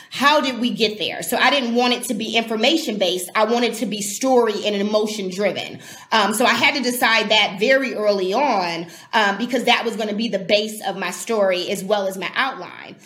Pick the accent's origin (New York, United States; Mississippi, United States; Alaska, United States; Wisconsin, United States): Wisconsin, United States; Milwaukee; also born or lived in California; now in Milwaukee, United States; I was born um, and raised in Milwaukee